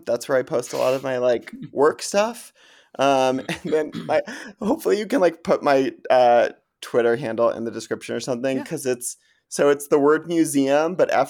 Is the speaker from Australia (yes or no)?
no; Kansas City, United States; now in Washington, D.C., United States; I grew up in the Midwest. I grew up in Kansas City, and, like, it was a city, but a small city.